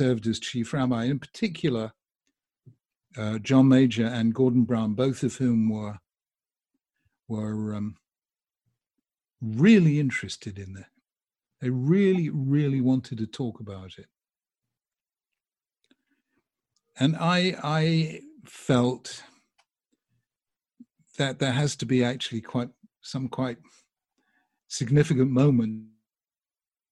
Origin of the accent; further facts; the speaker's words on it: United Kingdom; I'm from Britain